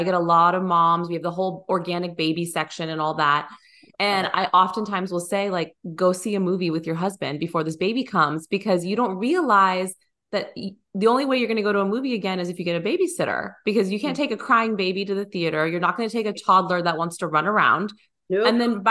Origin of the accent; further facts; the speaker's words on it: San Francisco, California, United States; So we came from California also, but we're from the Bay Area. So suburbs nice. Of San Francisco.